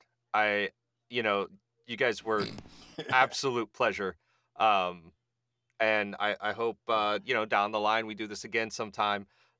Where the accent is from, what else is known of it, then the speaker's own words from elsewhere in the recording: Cincinnati, Ohio, United States; now in Texas, United States; So, I'm from Cincinnati. I live in Texas now, but I'm from Cincinnati